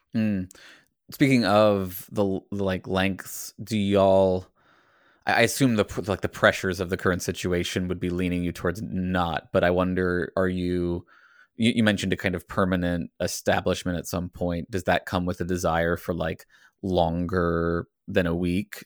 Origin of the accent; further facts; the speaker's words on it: Virginia, United States; I grew up in Virginia where it was again, you know, the the DARE program approach to abstinence only education